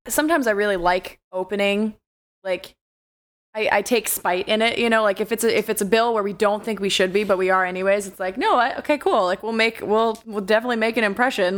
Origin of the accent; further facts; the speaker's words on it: Alaska, United States; I'm such a ignorant Alaskan kid.